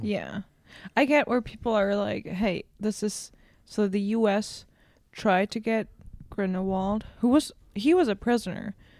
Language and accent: English; Berlin, Germany; English is a second language; from Berlin. Like, I was born in Berlin, raised